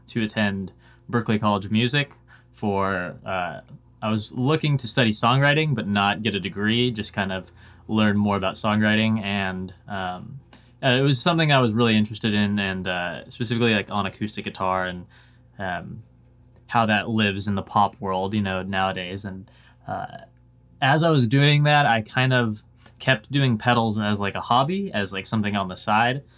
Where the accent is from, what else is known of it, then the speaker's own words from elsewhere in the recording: Washington, United States; also born or lived in Oregon; now in Nashville, United States; a family moved up to Washington when I was, like, five or six. And, uh, spent most of my life in Washington State.